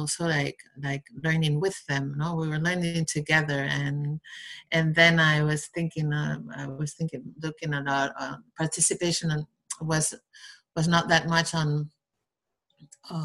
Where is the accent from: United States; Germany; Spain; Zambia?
Spain; Basque Country; now in Barcelona, Spain; I'm from the Basque country in Spain. I live in Barcelona right now